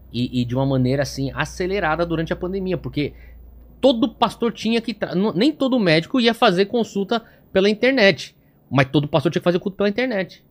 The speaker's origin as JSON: {"language": "Portuguese", "region": "São Paulo", "country": "Brazil", "tie": "born or raised there", "also_born_or_lived": "United States / Hawaii", "said": "pessoas com quem eu cresci, e meu círculo social crescendo aqui em São Paulo era escola e igreja e o pessoal do futebol"}